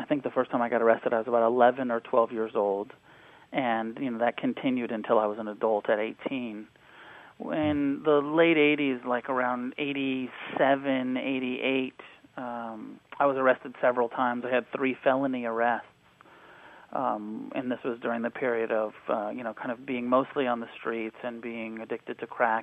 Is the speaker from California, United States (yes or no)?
yes; Santa Cruz, California, United States; also born or lived in Taos, New Mexico; I grew up between Santa Cruz, California, and Taos, New Mexico